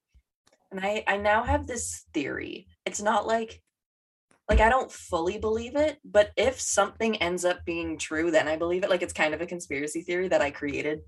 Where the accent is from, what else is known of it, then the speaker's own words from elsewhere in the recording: Vancouver, British Columbia, Canada; we grew up in Vancouver or like just outside of Vancouver